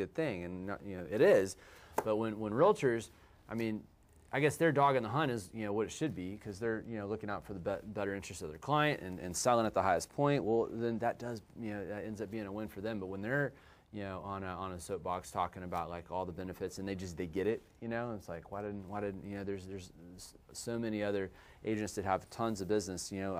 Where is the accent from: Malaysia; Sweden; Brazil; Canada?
Canada; now in Texas, United States; Can you imagine being a Canadian in Texas, okay, and then where everybody stages back there, and then here a lot of people won't do it